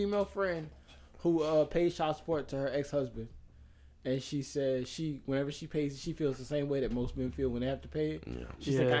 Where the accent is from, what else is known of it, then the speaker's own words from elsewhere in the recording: Texas, United States; We're from Texas, by the way.